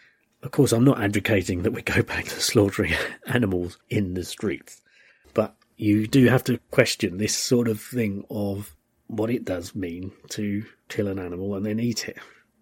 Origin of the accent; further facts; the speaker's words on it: United Kingdom; As a British person, we were always at war with France, and so they were kind of our nearest and dearest enemies.